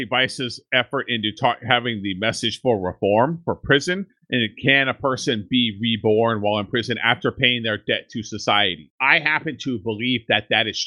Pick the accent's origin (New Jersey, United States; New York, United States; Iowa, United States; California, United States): California, United States; Central Valley; We grew up in Central Valley in California, where all the meth is made